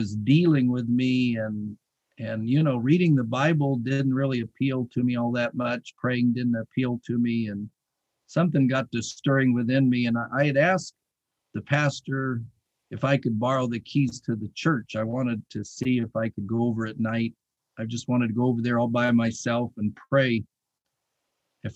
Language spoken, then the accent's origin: English; Tucson, Arizona, United States; as a young boy growing up in Tucson, Arizona